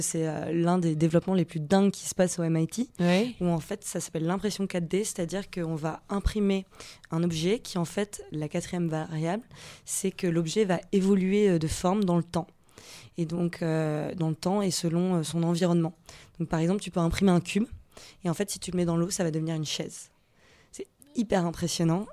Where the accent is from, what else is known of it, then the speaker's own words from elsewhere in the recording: Nice, Provence-Alpes-Côte d'Azur, France; je viens euh, de Nice